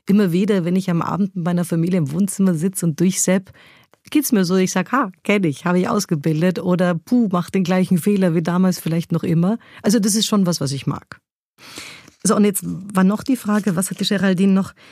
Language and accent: German; Munich, Bavaria, Germany; Ich bin in München bei den Großeltern aufgewachsen und das war ja, das war zum Teil ein wilder Haushalt mit einer preußischen Großmutter und einem urbayerischen Großvater.